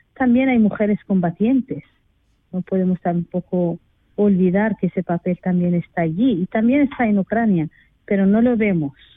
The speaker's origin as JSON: {"language": "Spanish", "country": "Western Sahara", "moved": "yes", "said": "soy del Sáhara Occidental"}